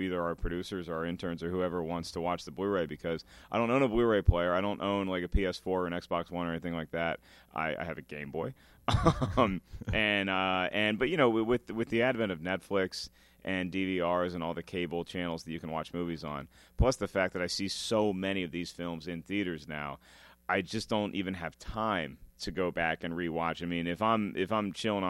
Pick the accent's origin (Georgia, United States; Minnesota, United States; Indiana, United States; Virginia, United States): Virginia, United States; Williamsburg; I grew up in Williamsburg, Virginia.